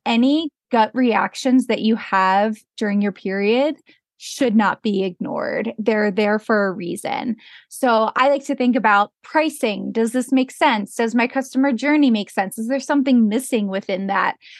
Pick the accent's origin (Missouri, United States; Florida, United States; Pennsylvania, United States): Pennsylvania, United States; moved away as an adult; now in Jackson Hole, United States; I grew up in Pennsylvania, and I eventually moved out to Jackson Hole, Wyoming, where I live now